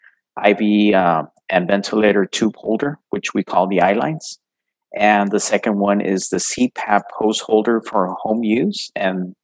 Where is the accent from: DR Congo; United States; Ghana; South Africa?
United States; El Paso, Texas; I'm from El Paso, Texas